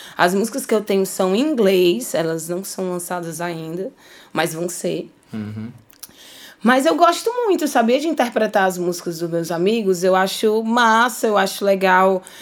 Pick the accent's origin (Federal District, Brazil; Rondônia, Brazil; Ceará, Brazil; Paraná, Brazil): Ceará, Brazil; Fortaleza; born or raised there